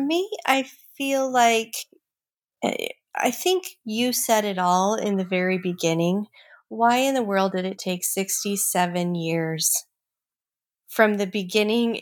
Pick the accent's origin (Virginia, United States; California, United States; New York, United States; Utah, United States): Utah, United States; Provo; I was born and raised in Provo, Utah.